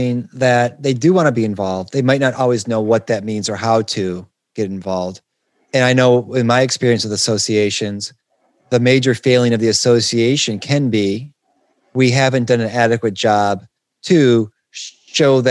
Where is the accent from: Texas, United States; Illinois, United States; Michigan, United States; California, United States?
Michigan, United States; Detroit; I'm from Detroit